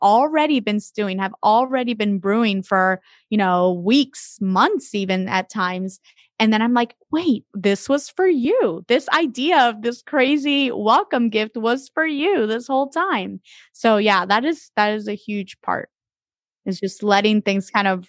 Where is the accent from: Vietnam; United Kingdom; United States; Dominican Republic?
Dominican Republic; moved away; I am originally from the Dominican Republic, and so I was born and raised there most of my life.